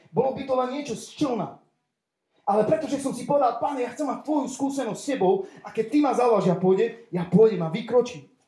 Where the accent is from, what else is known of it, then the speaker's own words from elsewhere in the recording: Košice, Košice Region, Slovakia; som z Košic, eh, mám 35 rokov